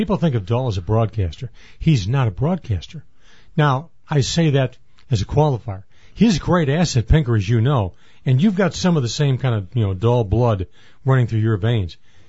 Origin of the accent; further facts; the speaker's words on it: Northfield, Illinois, United States; Hey, I'm a Bohemian from Northfield.